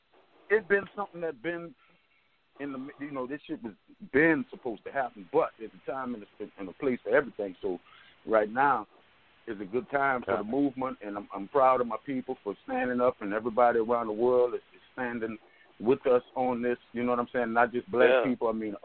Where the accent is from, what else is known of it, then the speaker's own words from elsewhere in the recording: New Orleans, Louisiana, United States; Well, in this present time, you know, I tell you the truth, man, a lot of we really, in New Orleans, per se, we really, they don't really have a lot of that going on